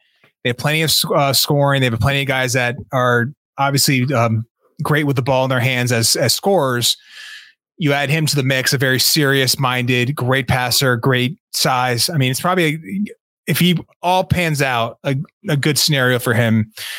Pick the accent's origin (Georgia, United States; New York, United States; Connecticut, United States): Connecticut, United States; I'm from Connecticut